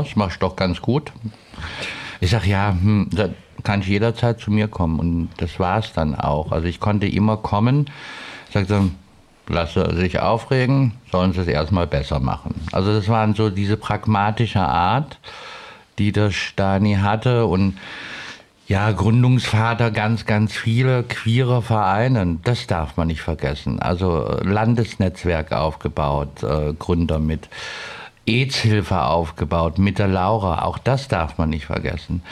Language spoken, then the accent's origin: German; Cologne, North Rhine-Westphalia, Germany; now in Stuttgart, Germany; ich komme ja aus Köln, das ist ja noch nochmal ein ganz anderer Menschenschlag